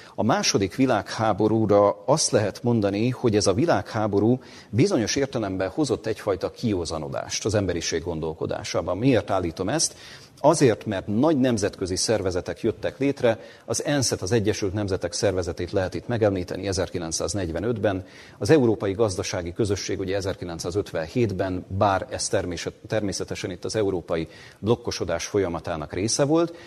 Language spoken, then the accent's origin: Hungarian; Hungary; amit mi magyarként Magyarországon megélünk